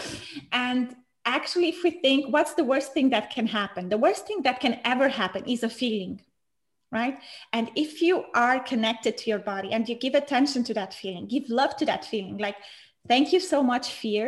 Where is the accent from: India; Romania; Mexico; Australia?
Romania; moved away as an adult; now in Switzerland; in my country, I'm from Romania